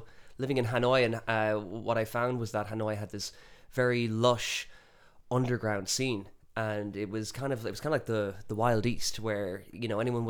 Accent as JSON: {"language": "English", "town": "Galway", "region": "Connacht", "country": "Ireland", "also_born_or_lived": "Spain", "said": "I'm from Galway, but even before Vietnam, I'd been living in Spain for a few years and kind of been traveling around"}